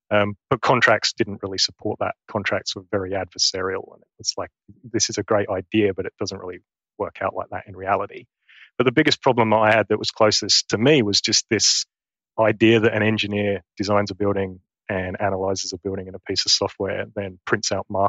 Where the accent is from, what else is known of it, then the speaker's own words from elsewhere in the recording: East of England, United Kingdom; accent: Essex; now in Queensland, Australia; So I'm from Essex in England. And if any of your listeners are familiar with the Essex accent, my Essex accent has gone. And now I probably have a very bogan Queensland accent.